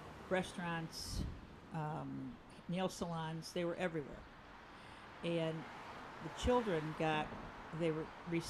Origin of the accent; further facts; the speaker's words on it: Buffalo, New York, United States; moved away as an adult; now in North Andover, United States; I'm from Buffalo, New York